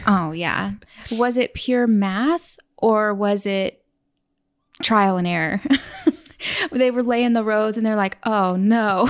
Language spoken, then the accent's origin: English; Oklahoma, United States; moved away as an adult; also born or lived in New York City; now in Oregon, United States; the town we grew up in in Oklahoma had 50,000 people